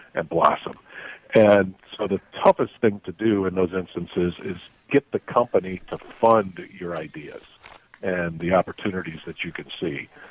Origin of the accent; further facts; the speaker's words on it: South Bend, Indiana, United States; moved away as an adult; also born or lived in South Africa; I grew up in South Bend, Indiana.